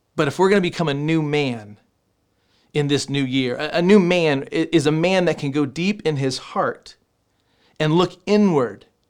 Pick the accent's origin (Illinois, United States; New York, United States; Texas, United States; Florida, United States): Texas, United States; I'm from Texas